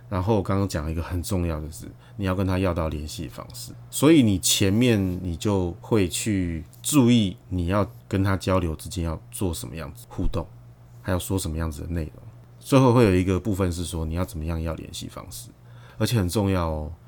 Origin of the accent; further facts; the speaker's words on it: Taiwan; 我们台湾人